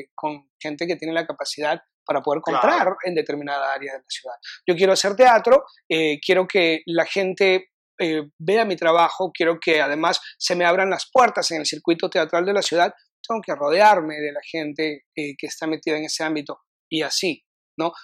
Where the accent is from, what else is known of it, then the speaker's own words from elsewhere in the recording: Lima, Peru; moved away as an adult; now in Austin, United States; Cuando yo vine a Austin, eh, vine un poquito por porque salí corriendo de Perú por temas personales